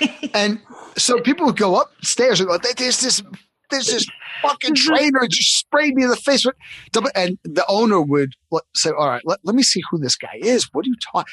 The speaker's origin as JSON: {"language": "English", "town": "New York City", "region": "New York", "country": "United States", "tie": "born or raised there", "said": "I grew up in Coney Island"}